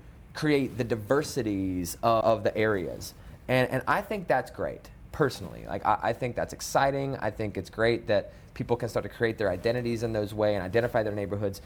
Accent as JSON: {"language": "English", "town": "Salisbury", "region": "North Carolina", "country": "United States", "tie": "born or raised there", "said": "I grew up not in Charlotte, but outside of Charlotte in a, right. in a small town north of here, Salisbury."}